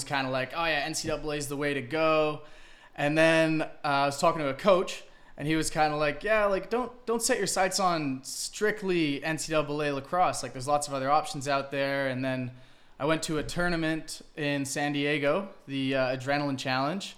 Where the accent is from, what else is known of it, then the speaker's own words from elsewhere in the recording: Vancouver Island, British Columbia, Canada; moved away as an adult; also born or lived in Wellington, New Zealand / Arizona, United States; I was born in Wellington, and then I moved about 8 years old over to Canada, and I lived in Vancouver Island from the age of 8 to like 18